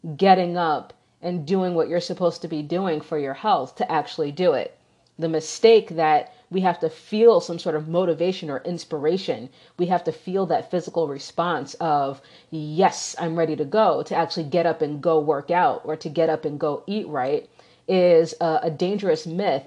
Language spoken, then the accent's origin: English; New York, United States; also born or lived in Chicagoland area; now in Chicago, United States; I grew up in New York